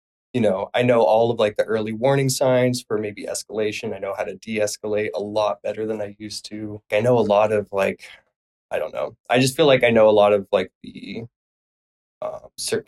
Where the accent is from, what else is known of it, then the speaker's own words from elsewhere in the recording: Phoenix, Arizona, United States; moved away; I'm from Phoenix, Arizona